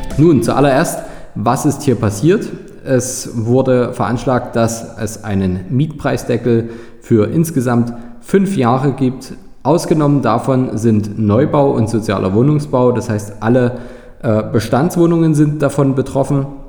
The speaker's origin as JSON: {"language": "German", "town": "Dresden", "region": "Saxony", "country": "Germany", "tie": "born or raised there", "said": "hier in, äh, meiner Heimatstadt, zum Beispiel in Dresden"}